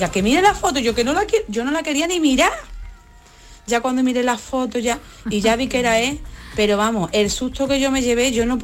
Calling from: Seville, Andalusia, Spain; Pues mira, yo soy … de Sevilla.

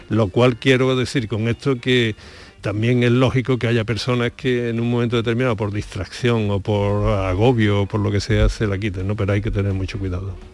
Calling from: Granada, Andalusia, Spain; Buenos días … de Granada.

